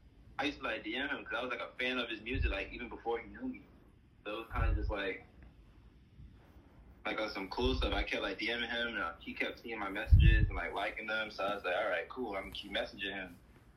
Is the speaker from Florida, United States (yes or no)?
yes; Jacksonville, Florida, United States; I'm from Jacksonville, Florida.